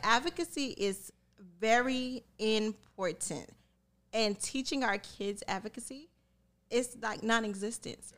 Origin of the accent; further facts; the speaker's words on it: Miami, Florida, United States; growing up in Miami, I grew up in a melting pot